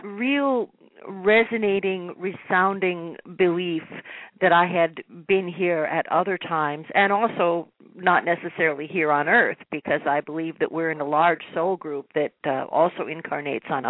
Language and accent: English; New York, United States; being a New Yorker myself